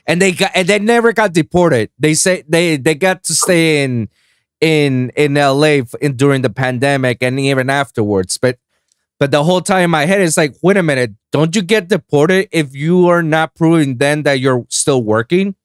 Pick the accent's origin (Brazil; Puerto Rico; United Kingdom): Puerto Rico; I was born and raised in Puerto Rico